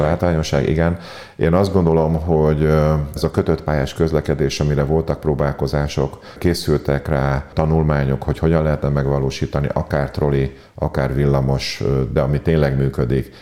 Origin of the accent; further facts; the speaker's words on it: Pécs, Baranya, Hungary; Pécsiként nagyon büszkék vagyunk a Zsolnaira